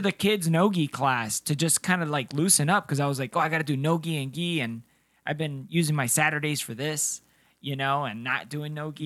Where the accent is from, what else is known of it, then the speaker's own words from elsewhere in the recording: Cartagena, Bolívar, Colombia; now in United States; Colombia. Yeah, I was born in Cartagena, ah. Colombia